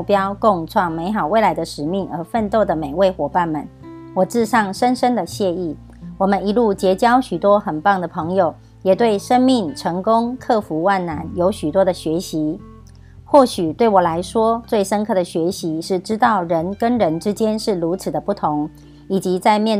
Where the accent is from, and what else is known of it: Miaoli County, Taiwan